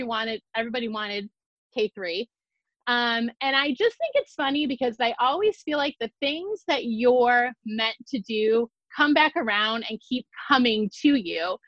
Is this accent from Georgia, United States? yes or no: no; Ohio, United States; also born or lived in Las Vegas; I'm from Ohio